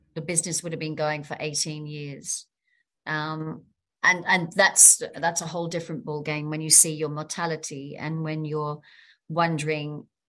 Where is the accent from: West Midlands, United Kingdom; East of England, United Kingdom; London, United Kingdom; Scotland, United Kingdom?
London, United Kingdom; now in Sydney, Australia; I'm from London